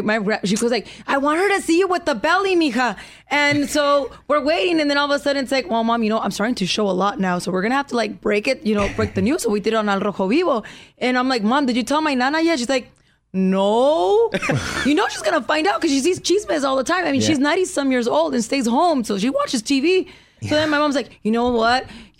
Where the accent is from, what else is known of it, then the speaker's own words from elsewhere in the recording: Mexico; I grew up in the border. So I'm Mexican and I'm American. I do both things. I speak both languages.